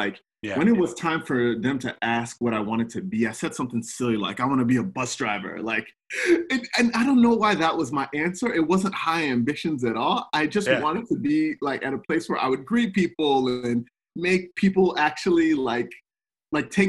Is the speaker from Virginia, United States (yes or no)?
no; Texas, United States; also born or lived in Nigeria; I grew up in Texas, but it was a bit of a shift because I was born in Nigeria